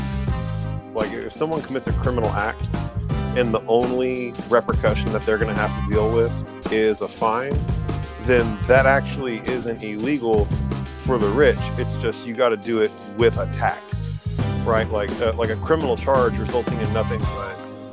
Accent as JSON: {"language": "English", "area": "Williamson County", "region": "Texas", "country": "United States", "tie": "born or raised there", "said": "Williamson County, the county that we grew up in Texas"}